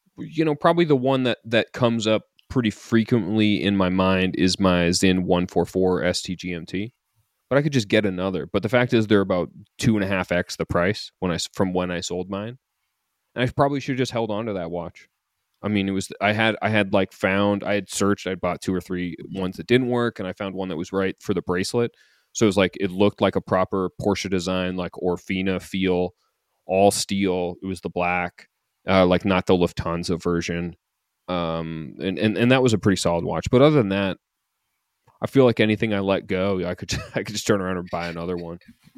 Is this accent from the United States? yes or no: no; Canada; I'm saying this as a Canadian who's never been to Montreal for the race